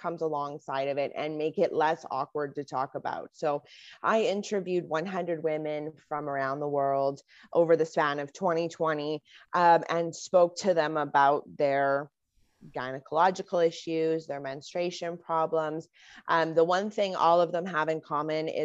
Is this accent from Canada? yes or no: yes; Canada; as a Canadian